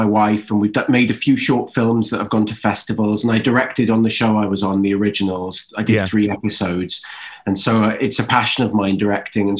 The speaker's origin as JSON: {"language": "English", "region": "Wales", "country": "United Kingdom", "tie": "born or raised there", "also_born_or_lived": "England", "moved": "as an adult", "lives_now": "United States", "said": "I'm born in England and then I grew up in Wales."}